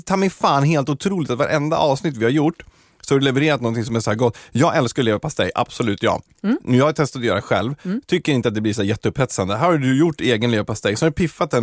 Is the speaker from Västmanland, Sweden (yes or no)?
yes; Sala, Västmanland, Sweden; Där jag kommer ifrån